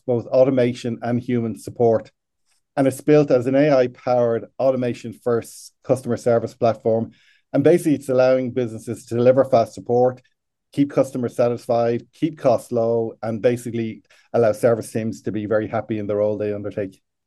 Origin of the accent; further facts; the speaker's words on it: Ireland; I am from Ireland, but currently sitting in Chicago